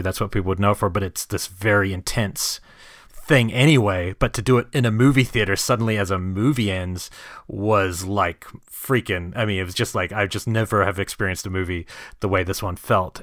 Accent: New Zealand; I'm from New Zealand

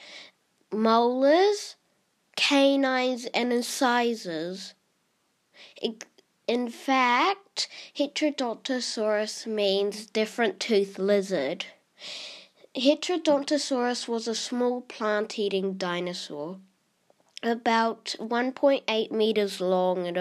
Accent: New Zealand; I'm from New Zealand

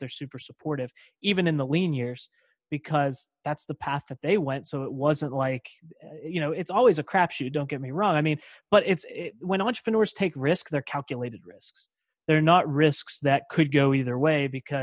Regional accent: Pittsburgh, Pennsylvania, United States; also born or lived in Davenport, Iowa; I was born in Davenport, Iowa. And then we came back to the Pittsburgh area

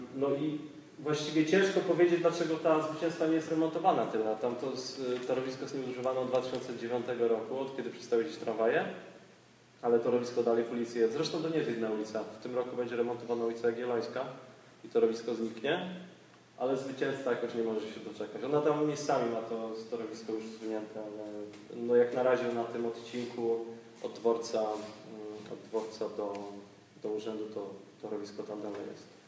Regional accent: Gliwice, Silesian Voivodeship, Poland; ja akurat z Gliwic

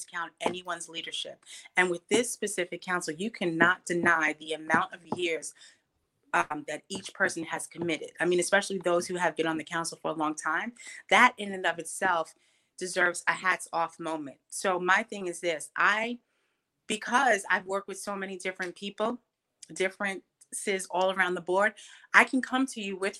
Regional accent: New York City, New York, United States; I'm born and raised on Staten Island, New York

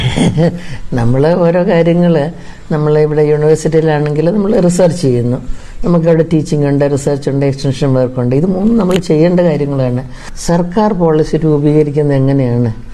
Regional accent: Kuttanad, Kerala, India; ഞാൻ ഈ കുട്ടനാട്ടിലൊക്കെ ജനിച്ചു വളർന്നത്

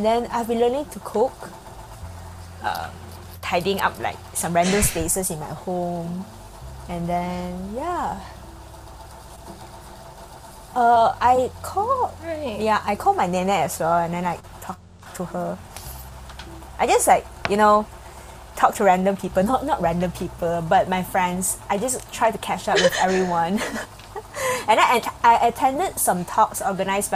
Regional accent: Ipoh, Perak, Malaysia; moved away; I went back to my hometown, Ipoh, because of some family issues.

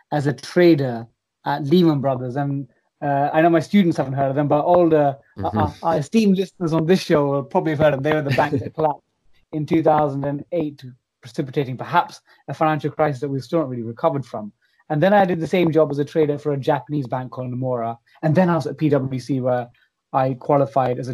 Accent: London, United Kingdom; I'm from East Ham in the London Borough of Newham

